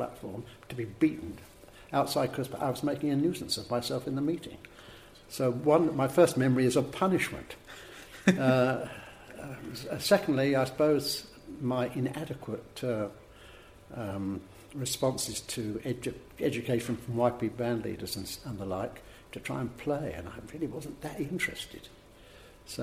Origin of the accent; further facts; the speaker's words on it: Cambridge, East of England, United Kingdom; I was born in Cambridge